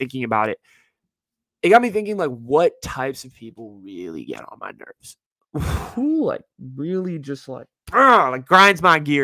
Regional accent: Silicon Valley, California, United States; I grew up in the Silicon Valley.

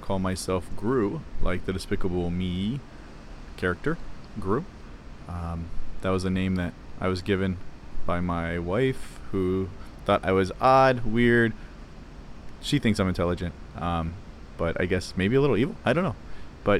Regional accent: Ohio, United States; moved away as an adult; I grew up in Ohio, cornfields of Ohio, and very small town

